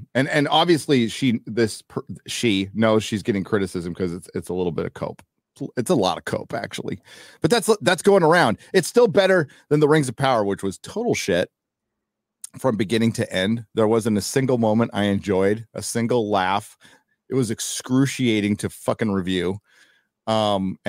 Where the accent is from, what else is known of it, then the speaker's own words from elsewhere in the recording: United States; I'm from America